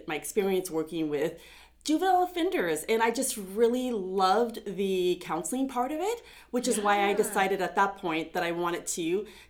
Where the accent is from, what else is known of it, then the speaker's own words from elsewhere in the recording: Pasco, Washington, United States; also born or lived in Pullman, Washington; I was born and raised here in Pasco, and I went to Pasco High School.